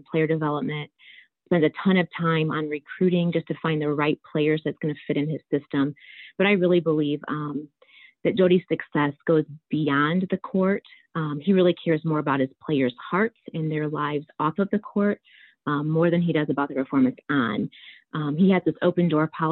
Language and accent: English; Niles, Michigan, United States; I grew up in Niles, Michigan, and I grew up in a coach's home